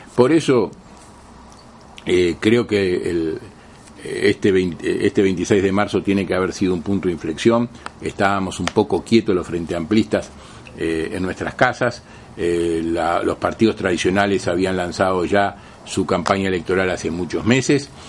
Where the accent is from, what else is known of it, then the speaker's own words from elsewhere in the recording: Uruguay; como Uruguayo como frente amplistas